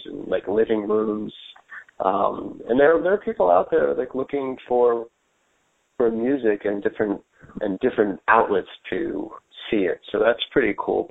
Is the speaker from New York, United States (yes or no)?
yes; New York City, New York, United States; born or raised there